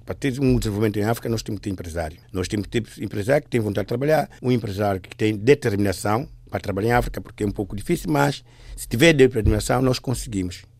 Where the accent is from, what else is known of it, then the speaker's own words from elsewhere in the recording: São Tomé & Príncipe; moved away; also born or lived in Equatorial Guinea; eu sou de origem Santo Tomé